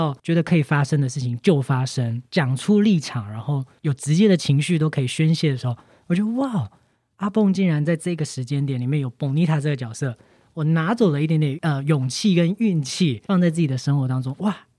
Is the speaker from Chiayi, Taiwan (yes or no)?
yes; Chiayi, Taiwan; 因为我是嘉义人